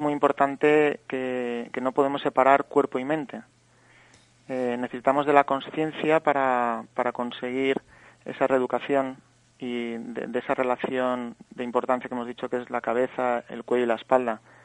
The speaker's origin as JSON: {"language": "Spanish", "town": "Valencia", "region": "Valencian Community", "country": "Spain", "also_born_or_lived": "Barcelona / Australia", "moved": "as an adult", "said": "soy de Valencia"}